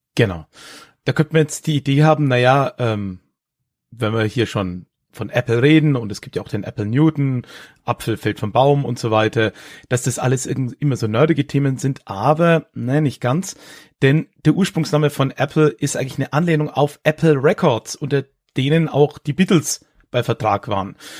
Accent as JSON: {"language": "German", "town": "Höchstadt an der Aisch", "region": "Bavaria", "country": "Germany", "tie": "born or raised there", "also_born_or_lived": "Erlangen", "said": "die äh, Region Höchstadt, in der ich, ja, wie es der Kollege am Anfang gesagt hat, groß geworden bin"}